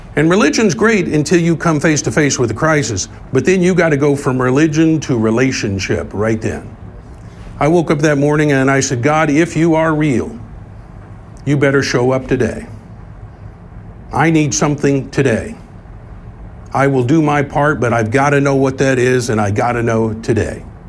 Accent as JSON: {"language": "English", "town": "Tulsa", "region": "Oklahoma", "country": "United States", "tie": "born or raised there", "said": "when I grew up here in Tulsa as a young man"}